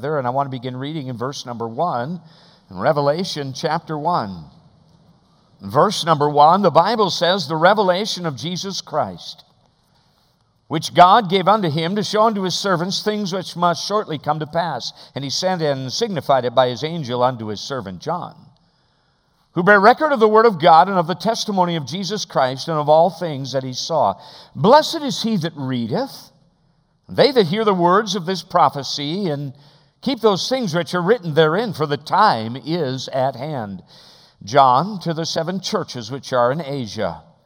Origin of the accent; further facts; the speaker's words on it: Alaska, United States; we are from Alaska, the great state of Alaska